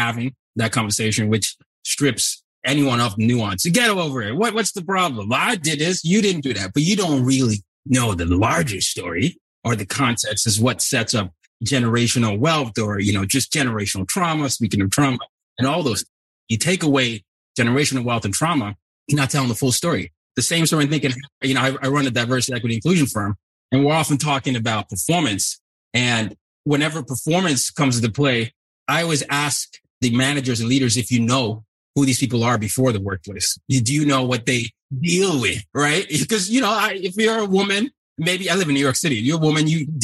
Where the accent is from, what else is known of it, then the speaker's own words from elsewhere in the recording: Nigeria; I'm also from Nigeria